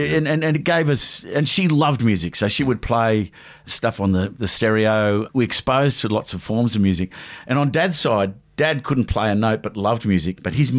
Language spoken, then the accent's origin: English; Blacktown, New South Wales, Australia; We grew up in the around Blacktown.